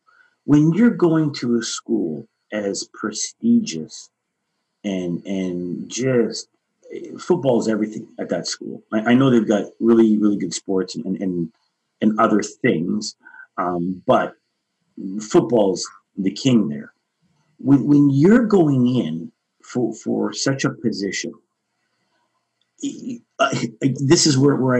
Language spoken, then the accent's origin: English; Toronto, Ontario, Canada; Growing up in the community that I was raised in Toronto